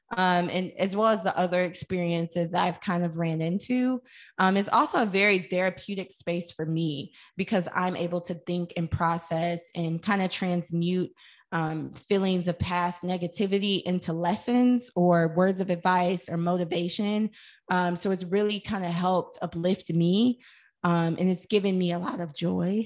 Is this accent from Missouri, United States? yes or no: yes; St. Louis, Missouri, United States; I'm from St. Louis, Missouri